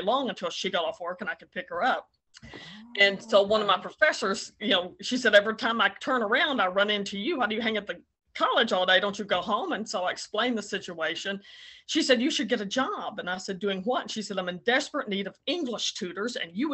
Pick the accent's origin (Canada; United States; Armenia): United States; Henderson, Kentucky; also born or lived in Morganfield, Union County, Kentucky; Actually was born in Union County in Morganfield and moved to Henderson County when I was in the fourth grade